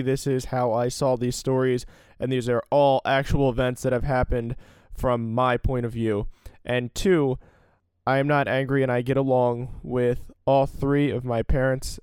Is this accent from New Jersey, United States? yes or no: yes; Salem County, New Jersey, United States; I grew up in Salem County, New Jersey